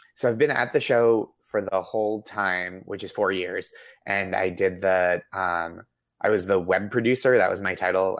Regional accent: just outside Boston, Massachusetts, United States; I grew up just outside Boston

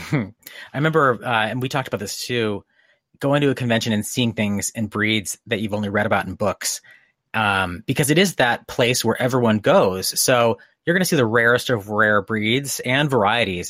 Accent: Connecticut, United States; moved away; I grew up in Connecticut, um, in, you know, small New England town

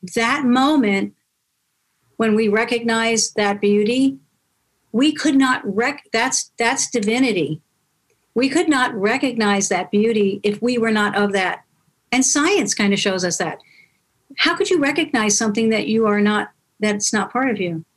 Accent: New York, United States; now in California, United States; I'm from New York, but I'm living in, in California now

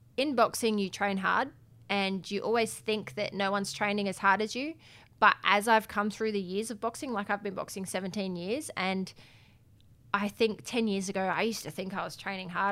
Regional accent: Adelaide, South Australia, Australia; I grew up in Adelaide

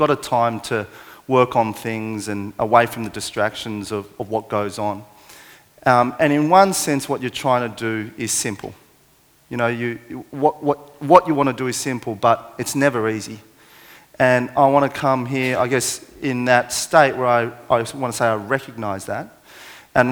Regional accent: Parramatta, New South Wales, Australia; born or raised there

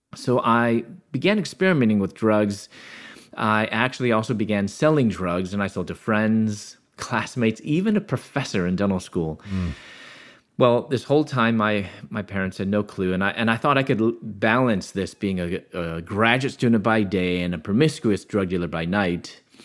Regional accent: Chicago, Illinois, United States; moved away as an adult; also born or lived in Louisville, Kentucky; born in the Chicago area

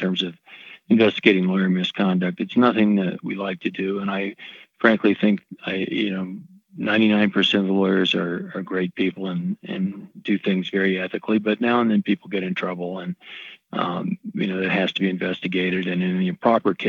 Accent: East Tennessee, United States; moved away as an adult; also born or lived in North Carolina; I grew up in East Tennessee

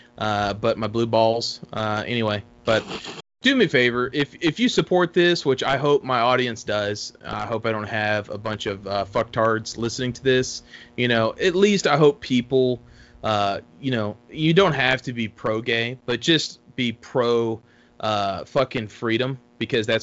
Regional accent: Texas, United States; moved away; I'm originally from Texas. I have family that still lives in Texas

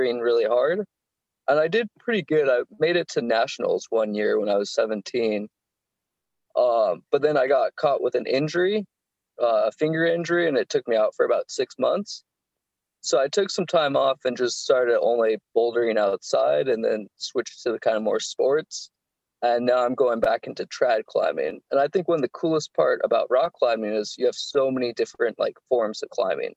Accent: Southern California, United States; I'm from Southern California

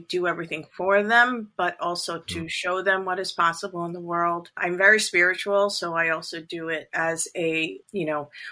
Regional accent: Long Island, New York, United States; also born or lived in Toronto, Canada / Brooklyn, New York; we moved back to New York, Brooklyn, New York, and came to Long Island, New York in the early 1970s, like 1973. Okay. And I've been there ever since

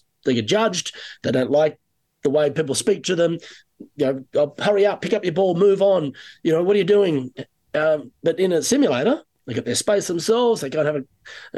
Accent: Sydney, New South Wales, Australia; moved away as an adult; now in Canada; coming from Sydney, it was either, you know, really nice weather or sometimes a little colder

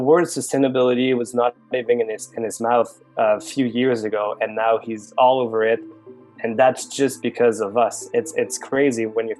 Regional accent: Montreal, Quebec, Canada; also born or lived in Paris, France / Singapore; I was born in Montreal, born and raised actually.

